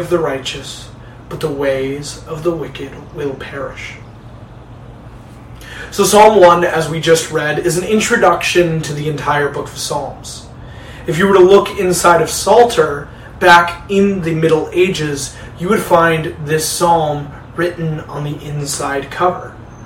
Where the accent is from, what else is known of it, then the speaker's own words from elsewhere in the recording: Detroit, Michigan, United States; moved away as an adult; also born or lived in Chicago; I moved back home to Detroit from Chicago after graduating from Moody just a couple of weeks ago.